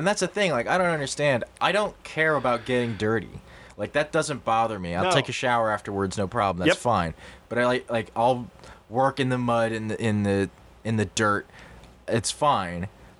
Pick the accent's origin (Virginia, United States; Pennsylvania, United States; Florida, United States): Pennsylvania, United States; I'm from Pennsylvania, so deer hunting is a huge thing in Pennsylvania.